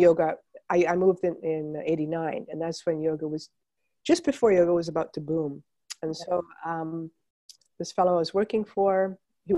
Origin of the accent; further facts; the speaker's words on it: Montreal, Quebec, Canada; I was growing up in Montreal